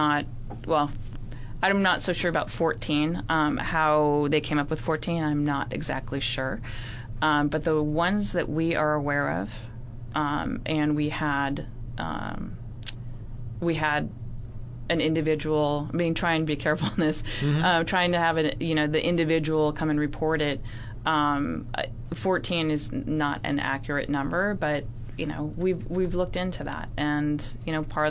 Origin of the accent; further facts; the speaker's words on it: San Francisco, California, United States; I come from San Francisco. I know nothing about, you know, any of this group of people.